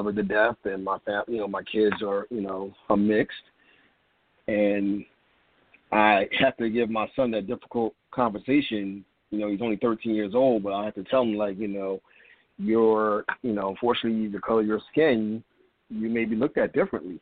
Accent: Trenton, New Jersey, United States; I'm from Trenton, New Jersey, another town that decided to, act a fool a few nights ago

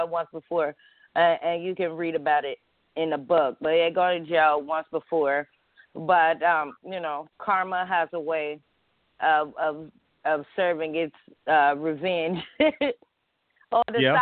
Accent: Houston, Texas, United States; moved away as an adult; now in Atlanta, United States; I'm a DJ from Houston, and I moved to Atlanta in 2014

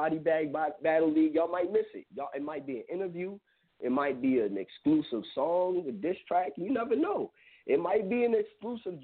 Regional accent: New York City, New York, United States; I was born in Queens

